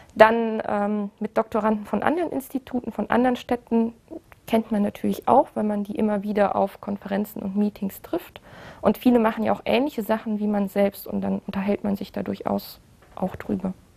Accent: Aachen, North Rhine-Westphalia, Germany; moved away as an adult; now in Karlsruhe, Germany; Also eigentlich komme ich aus Aachen, ich habe da auch studiert

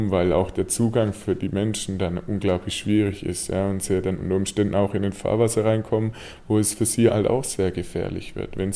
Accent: Germany; Weil also für uns als Deutsche es unmöglich ist, auch in unserem gesellschaftlichen Status und wie wir aussehen

